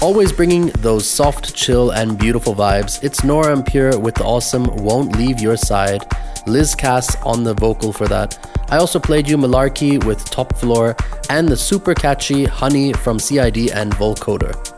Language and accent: English; Switzerland; moved away; my first show back in my home country